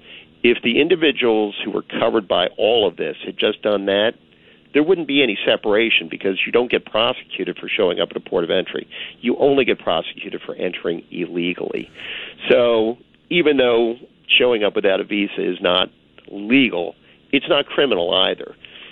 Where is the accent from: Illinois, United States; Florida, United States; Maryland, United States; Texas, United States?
Maryland, United States; I'm from Maryland. We're a nautical state.